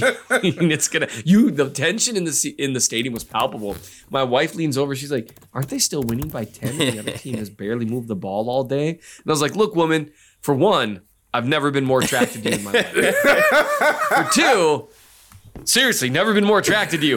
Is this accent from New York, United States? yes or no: no; Minnesota, United States; I'm from Minnesota.